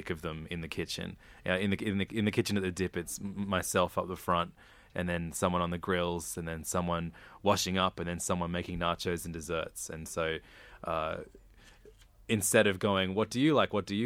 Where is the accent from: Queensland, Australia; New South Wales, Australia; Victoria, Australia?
New South Wales, Australia; Sydney; I grew up first in Normanhurst and then in Wirunga, but in between both those suburbs is Hornsby